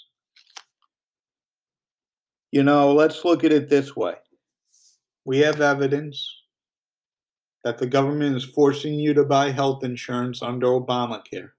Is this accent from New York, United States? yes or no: yes; New York, United States; my home state of New York